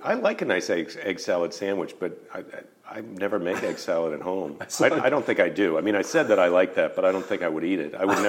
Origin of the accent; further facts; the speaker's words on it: United States; I'm American. I'm an American.